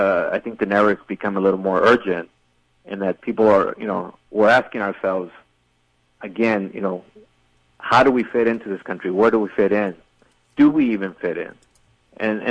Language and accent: English; El Paso, Texas, United States; as a reporter and even as an El Pasoan